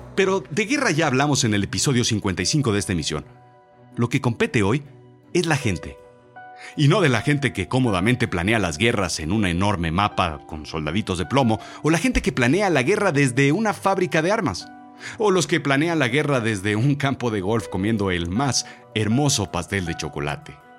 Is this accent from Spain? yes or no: no; Mexico